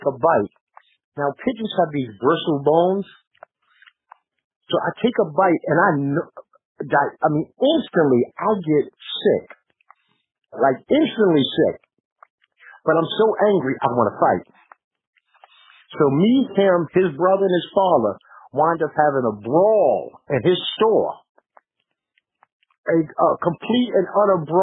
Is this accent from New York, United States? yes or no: yes; New York City, New York, United States; moved away; we're from New York